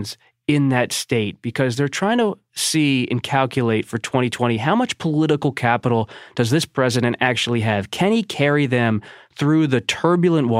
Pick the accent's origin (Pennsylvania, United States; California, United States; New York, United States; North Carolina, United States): Pennsylvania, United States; Philadelphia suburbs, Bucks County; I grew up in the Philadelphia suburbs. And you look at Chester County, Delaware County, Bucks County, my home county